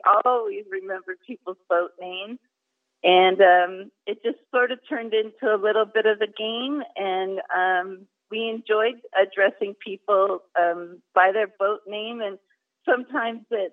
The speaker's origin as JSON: {"language": "English", "region": "West Coast", "country": "United States", "said": "we're from the West Coast and we grew up sailing"}